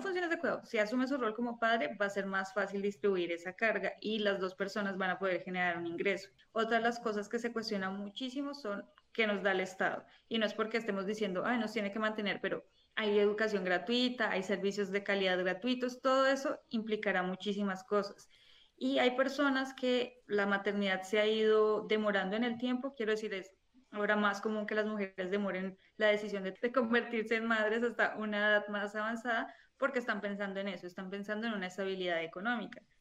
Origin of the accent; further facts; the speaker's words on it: Colombia; now in Spain; soy colombiana, vivo en España